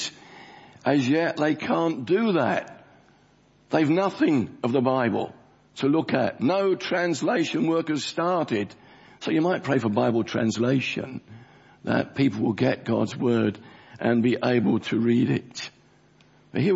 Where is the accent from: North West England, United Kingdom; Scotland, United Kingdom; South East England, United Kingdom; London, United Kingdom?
London, United Kingdom; The church I grew up in South Woodford, where I was converted as an 8-year-old boy